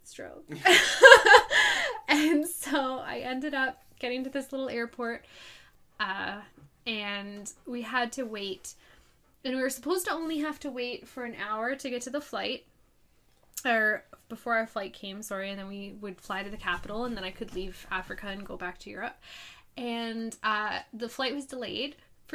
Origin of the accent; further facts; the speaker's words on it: Canada; I'm Canadian.